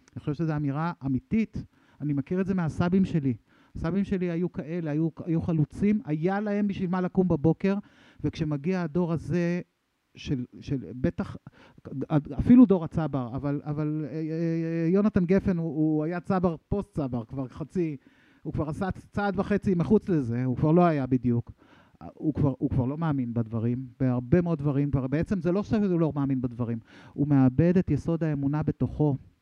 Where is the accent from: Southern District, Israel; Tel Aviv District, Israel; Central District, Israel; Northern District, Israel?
Northern District, Israel; Sha'ar HaGolan; אני, אני מקיבוץ שער הגולן, לא מקריית שמונה